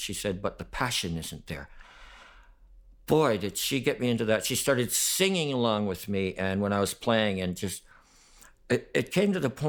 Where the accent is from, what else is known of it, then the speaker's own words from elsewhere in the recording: Stevensville, Ontario, Canada; born there; I was born in Stevensville, Ontario. It's near Fort Erie, not far from Buffalo, Niagara Falls, right there around that area.